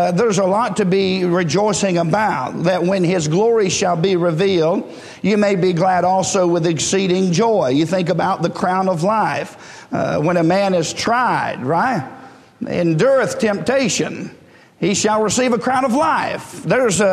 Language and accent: English; United States; as an American